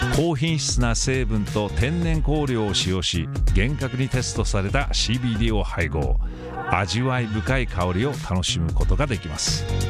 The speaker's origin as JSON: {"language": "Japanese", "country": "United States", "said": "我々アメリカ人"}